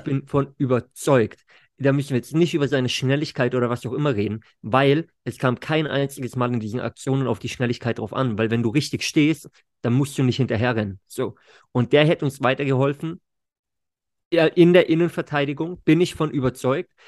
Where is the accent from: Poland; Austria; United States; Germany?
Germany; bei uns zu Hause in Deutschland